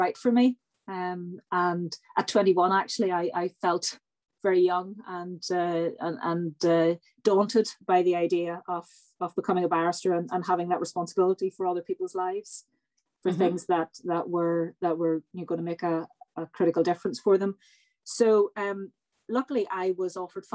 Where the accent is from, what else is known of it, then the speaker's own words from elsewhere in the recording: Northern Ireland, United Kingdom; moved away; also born or lived in Belfast; I grew up in Northern Ireland in the 1970s, 1980s. I went to university in Belfast in the mid-1990s